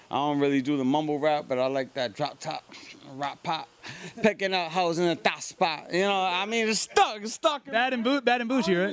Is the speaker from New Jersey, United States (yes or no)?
yes; Lakewood, New Jersey, United States; born there; also born or lived in Miami / New York; I was born in Lakewood, New Jersey. You know what I'm saying? Jersey born. Then I lived in Miami.